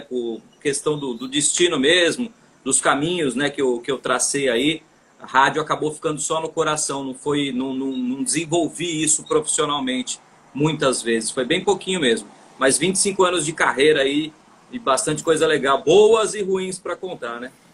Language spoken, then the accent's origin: Portuguese; São Paulo, Brazil; moved away as an adult; now in Fortaleza, Brazil; Sou paulistano, paulistano da Penha, na Zona Leste